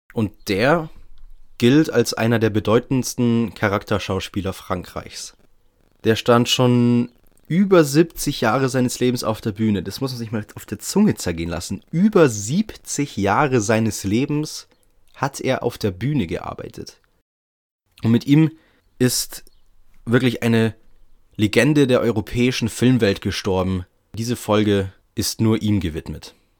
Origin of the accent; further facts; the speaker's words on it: Germany; bei uns in Deutschland